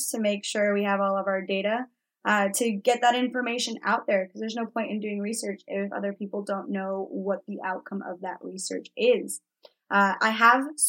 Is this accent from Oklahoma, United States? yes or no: no; Florida, United States; also born or lived in Mexico; I grew up partly in Florida and we've got gators there